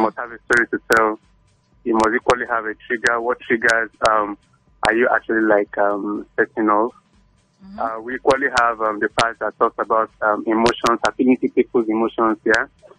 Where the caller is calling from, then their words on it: Lagos, Nigeria; calling from Aja.